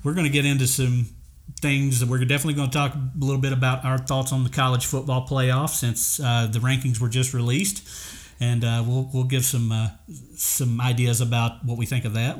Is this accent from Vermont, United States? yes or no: no; Kentucky, United States; moved away; I'm from Kentucky